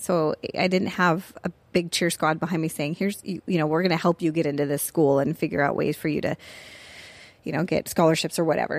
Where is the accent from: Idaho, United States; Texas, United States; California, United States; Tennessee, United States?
California, United States; Tustin; also born or lived in Pensacola, Florida; I grew up in Tustin when it was fairly a small community